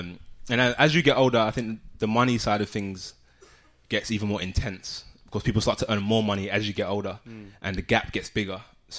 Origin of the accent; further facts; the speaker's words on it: London, United Kingdom; Grew up in Southeast London.